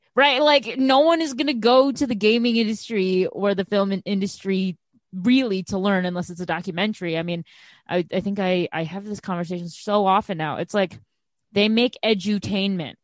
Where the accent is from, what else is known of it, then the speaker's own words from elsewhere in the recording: Chicago, Illinois, United States; growing up in Chicago